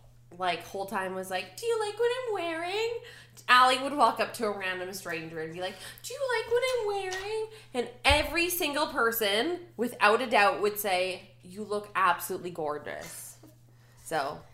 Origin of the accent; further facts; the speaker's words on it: Calgary, Alberta, Canada; Like, we're from Calgary.